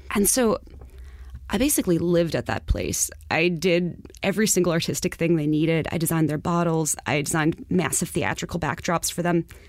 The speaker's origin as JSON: {"language": "English", "town": "New York City", "region": "New York", "country": "United States", "tie": "born or raised there", "said": "I'm from Far Rockaway."}